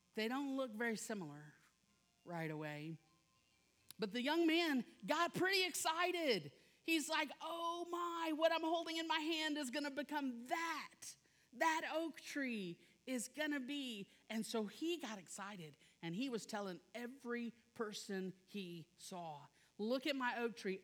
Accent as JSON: {"language": "English", "region": "South Louisiana", "country": "United States", "said": "I am from South Louisiana"}